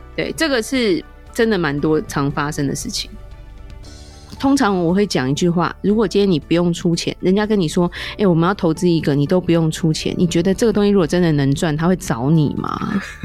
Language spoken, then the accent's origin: Chinese; Taiwan; 我们台湾人